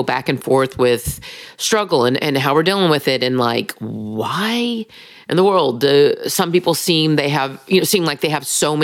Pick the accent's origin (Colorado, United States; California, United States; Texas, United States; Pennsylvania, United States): Texas, United States; I'm from Texas